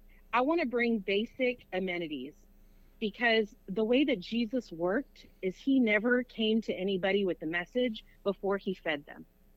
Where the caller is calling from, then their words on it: South Houston, Texas, United States; I'm calling from South Houston, Texas.